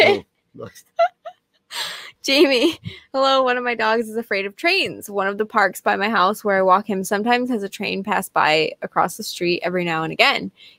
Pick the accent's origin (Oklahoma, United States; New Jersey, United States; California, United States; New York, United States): New Jersey, United States; Tony, I'm from Jersey.